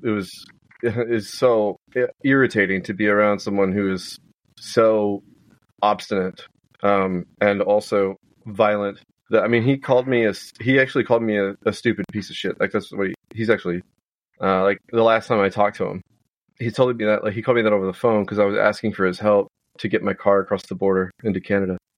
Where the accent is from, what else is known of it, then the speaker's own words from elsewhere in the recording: outside Houston, Texas, United States; I was raised uh, outside, about an hour southwest